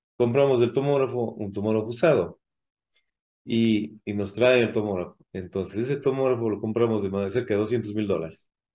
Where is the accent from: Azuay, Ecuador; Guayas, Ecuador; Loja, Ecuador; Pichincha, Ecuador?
Azuay, Ecuador; Cuenca; also born or lived in Mexico City, Mexico; soy de, acá de Ecuador, de, acá de Cuenca.